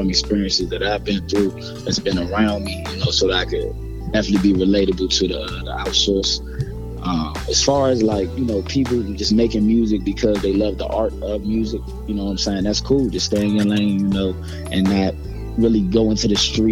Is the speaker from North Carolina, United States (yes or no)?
no; Maryland, United States; I'm from Maryland. Definitely DMV, DC, Maryland, Virginia